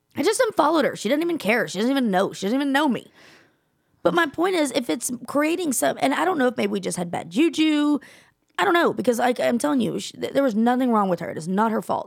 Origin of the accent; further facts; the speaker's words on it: Texas, United States; also born or lived in Gulfport, Mississippi; I'm from Texas, born, raised. I will never leave